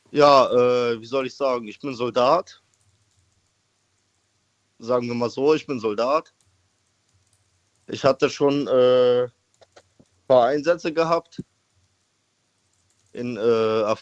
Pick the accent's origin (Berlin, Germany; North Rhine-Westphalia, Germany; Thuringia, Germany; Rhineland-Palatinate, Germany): Rhineland-Palatinate, Germany; Koblenz; …, wo kommst du her? Äh, aus äh, Koblenz.